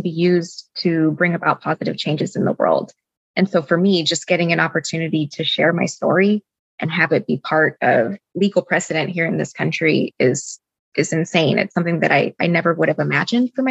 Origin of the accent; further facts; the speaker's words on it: Southern California, United States; moved away as an adult; also born or lived in Boston; the Latina community that I was used to growing up in Southern California